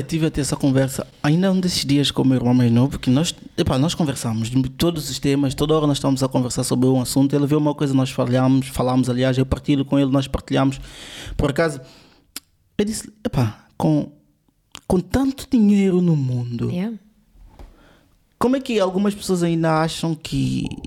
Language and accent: Portuguese; São Tomé & Príncipe; sou de São Tomé.